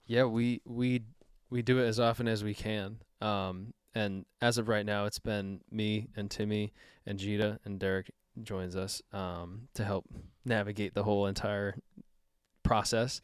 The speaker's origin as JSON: {"language": "English", "country": "Canada", "said": "I'm, I'm Canadian"}